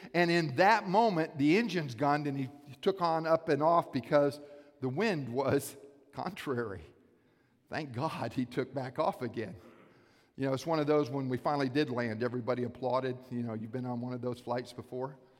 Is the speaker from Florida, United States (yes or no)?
yes; Lake Worth, Florida, United States; I grew up in South Florida, Palm Beach County, a little place called Lake Worth